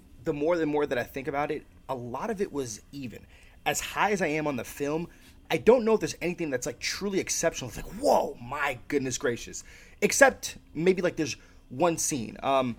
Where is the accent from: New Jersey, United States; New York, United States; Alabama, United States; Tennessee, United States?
New York, United States; Yonkers; now in Atlanta, United States; I grew up in New York, like in Yonkers, New York, outside the city.